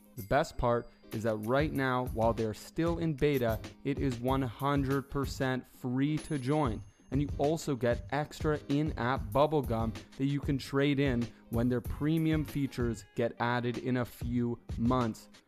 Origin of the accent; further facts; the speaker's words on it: Toronto, Ontario, Canada; where I grew up in Toronto